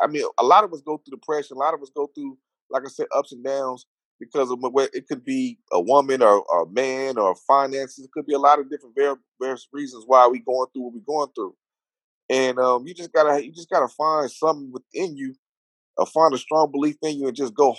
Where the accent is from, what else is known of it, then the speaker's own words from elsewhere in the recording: Los Angeles, California, United States; I grew up in South Central L.A.